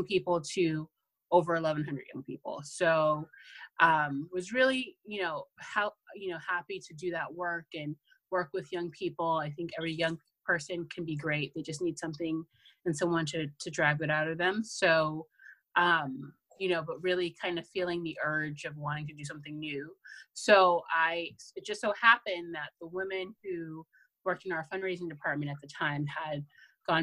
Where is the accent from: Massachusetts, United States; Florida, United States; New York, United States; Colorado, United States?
Massachusetts, United States; Boston; born and raised in Boston.